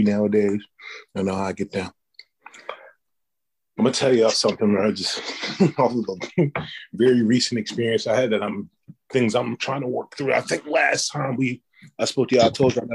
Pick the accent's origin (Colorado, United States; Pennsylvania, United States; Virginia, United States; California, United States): Pennsylvania, United States; Philadelphia; I'm from Philly